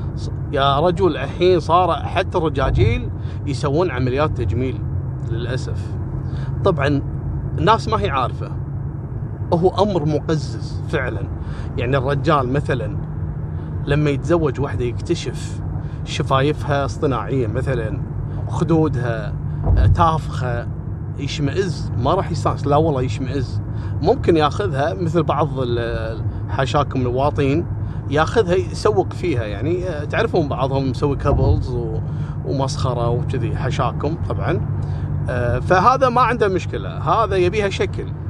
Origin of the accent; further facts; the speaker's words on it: Kuwait; عندنا في الكويت